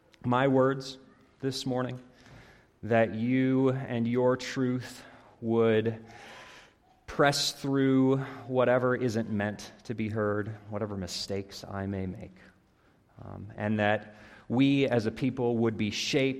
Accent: Iowa, United States; moved away as an adult; also born or lived in Chattanooga, Tennessee; now in St. Paul, United States; I grew up in Iowa

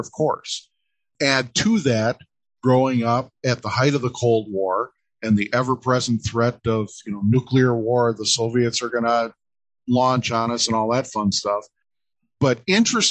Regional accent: Midwest, United States; I grew up in the Midwest

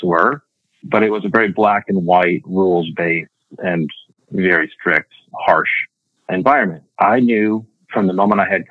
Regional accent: Mankato, Minnesota, United States; moved away as an adult; I was born in Mankato, Minnesota in 1972. I'm one of 9 kids. I'm number 2 of 9. I went to high school in Mankato

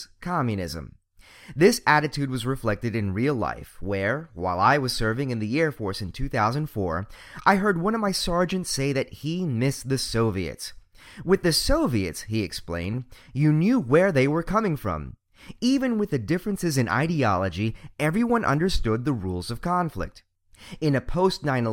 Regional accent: Montgomery County, Maryland, United States; I was born and raised here, in the affluent and relatively racially diverse region of the DC metro area, Montgomery County, Maryland

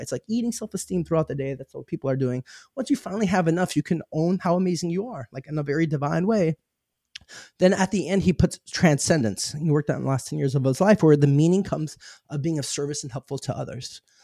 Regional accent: Arizona, United States; I grew up in Arizona

